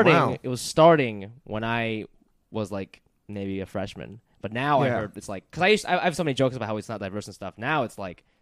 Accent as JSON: {"language": "English", "town": "Hilliard", "region": "Ohio", "country": "United States", "tie": "born or raised there", "also_born_or_lived": "Japan", "moved": "yes", "lives_now": "New York, United States", "said": "I'm from Columbus. I'm from a suburb of Columbus called Hilliard, Ohio."}